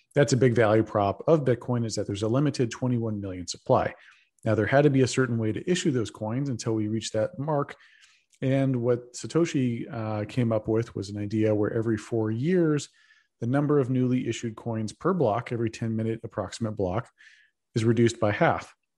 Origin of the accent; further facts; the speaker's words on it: Texas, United States; moved away as an adult; now in San Francisco, United States; I'm a Texan